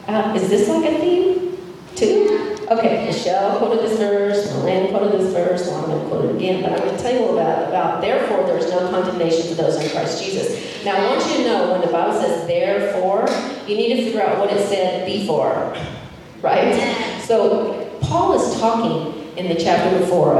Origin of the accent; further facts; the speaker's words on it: Amarillo, Texas, United States; moved away as an adult; also born or lived in Denver, Colorado; I grew up in Amarillo, Texas, which is plains